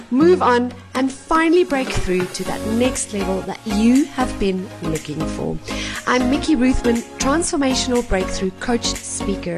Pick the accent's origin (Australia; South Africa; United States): South Africa; I'm from South Africa